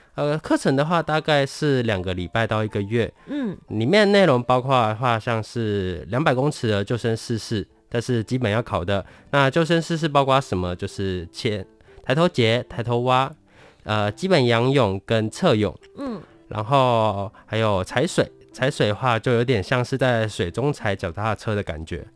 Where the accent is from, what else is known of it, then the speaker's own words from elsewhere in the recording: Tainan, Taiwan; 因为我本身是台南人，我工作的地方在南科